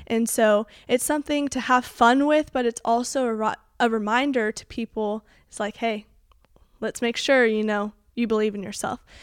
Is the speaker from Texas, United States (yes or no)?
yes; Colleyville, Texas, United States; also born or lived in Keller, Texas; I am from the Keller area, but I grew up in Colleyville. That's where I went to school